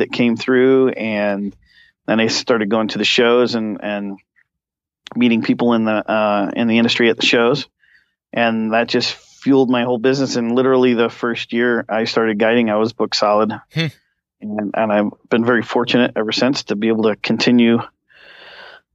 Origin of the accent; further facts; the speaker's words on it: Venice, Florida, United States; I'm actually from Venice, Florida